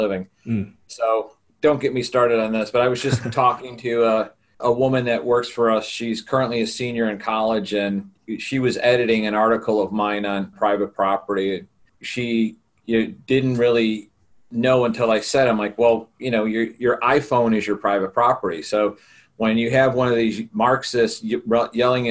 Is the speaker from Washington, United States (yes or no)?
no; Chicago, Illinois, United States; I'm from Chicago, Illinois in the U.S.